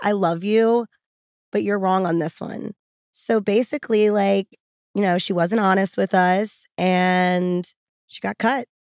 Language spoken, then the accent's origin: English; New Orleans, Louisiana, United States; now in Los Angeles, United States; I'm from New Orleans, and I relocated to Los Angeles